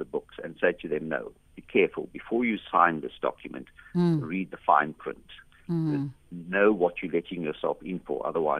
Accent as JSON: {"language": "English", "country": "South Africa", "said": "because we are South African, the company is locally owned and managed"}